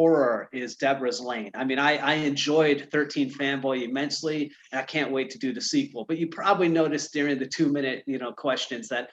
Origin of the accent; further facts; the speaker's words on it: Michigan, United States; I'm from Michigan